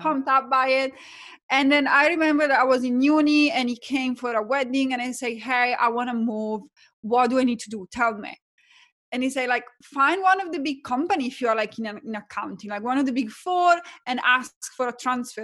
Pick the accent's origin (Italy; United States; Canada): Italy; accent: Italian; English is a second language; moved away as an adult; now in Australia; my background is that I'm Italian, you can probably tell from my accent. Moved from, um, Italy to Australia as an accountant